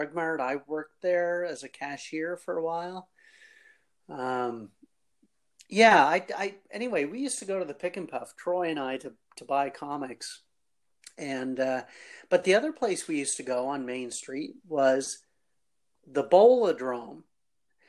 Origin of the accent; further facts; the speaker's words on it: Fredericton, New Brunswick, Canada; I grew up on the north side of Fredericton. I grew up in Nashwauksis, which is where Trailway is located